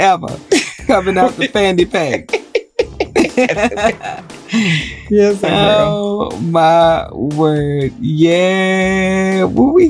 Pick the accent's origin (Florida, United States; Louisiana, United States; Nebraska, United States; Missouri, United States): Louisiana, United States; New Orleans; moved away; I'm from New Orleans.